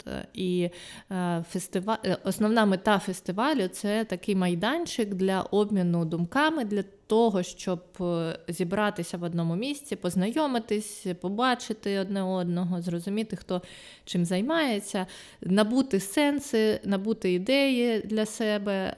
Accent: Luhansk, Luhansk Oblast, Ukraine; moved away as an adult; also born or lived in Kyiv; я сама з Луганська

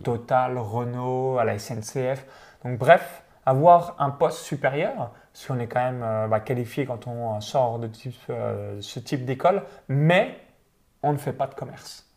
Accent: near Chalon-sur-Saône, Saône-et-Loire, Bourgogne-Franche-Comté, France; moved away as an adult; j'ai grandi dans une ferme, donc dans un petit village de moins de quatre-vingt-cinq habitants proche de Chalon-sur-Saône

